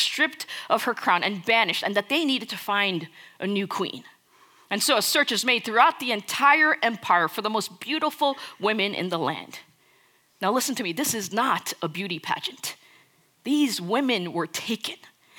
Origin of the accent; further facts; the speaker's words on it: India; Now, I'm Indian. And I'll tell you something, we know how to party.